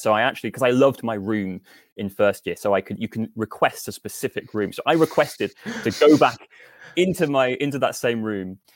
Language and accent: English; Northampton, East Midlands, United Kingdom; moved away as an adult; also born or lived in Nottingham; I grew up in Northampton, um, which is where I am now